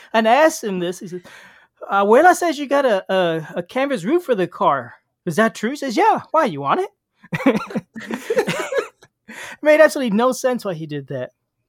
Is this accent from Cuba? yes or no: yes; Cuba; born there; And one day, I was born in Cuba.